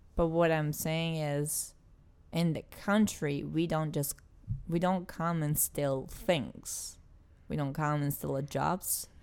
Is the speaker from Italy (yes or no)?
yes; Italy; English is a second language; moved away as an adult; I'm from Italy